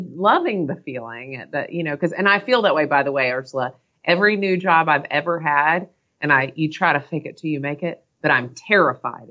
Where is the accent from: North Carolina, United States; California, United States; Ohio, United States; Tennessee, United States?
North Carolina, United States; I'm from North Carolina